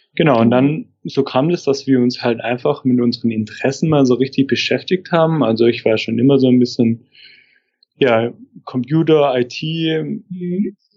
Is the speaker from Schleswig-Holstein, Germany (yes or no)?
no; Stuttgart area, Baden-Württemberg, Germany; now in Rostock, Germany; ich komme aus der Ecke von Stuttgart